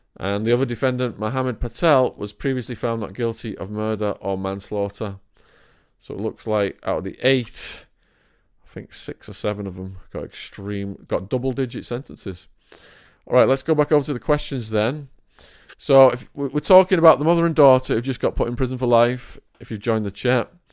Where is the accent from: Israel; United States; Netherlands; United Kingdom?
United Kingdom; Widnes, North West England; my hometown of Widna